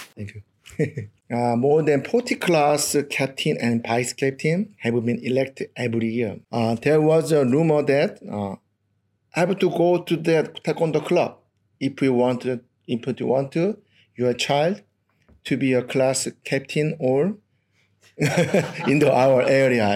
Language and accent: English; South Korea; English is a second language; moved away as an adult; now in Australia